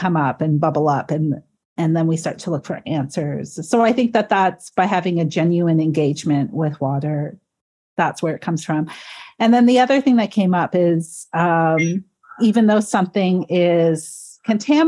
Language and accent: English; Georgian Bay, Great Lakes region, Ontario, Canada; now in Toronto, Canada; being from the Great Lakes region, from Georgian Bay